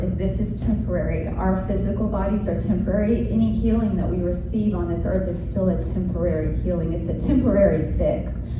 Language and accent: English; Seminole, Oklahoma, United States; I grew up in Seminole, Oklahoma. It's a small town